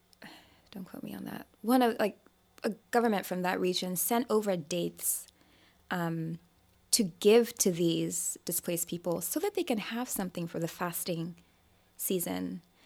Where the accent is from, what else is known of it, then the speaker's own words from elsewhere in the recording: Nigeria; I'm Nigerian